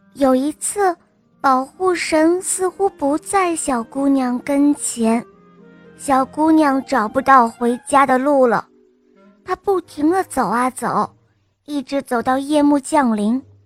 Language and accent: Chinese; Nanjing, Jiangsu, China; 我今天七岁了，我来自南京